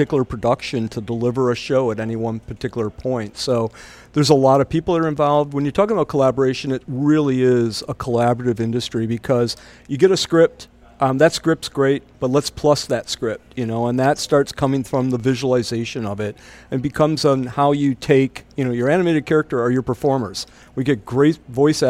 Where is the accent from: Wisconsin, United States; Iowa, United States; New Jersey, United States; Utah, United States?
Wisconsin, United States; moved away as an adult; now in Toronto, Canada; I grew up in the Midwest from Wisconsin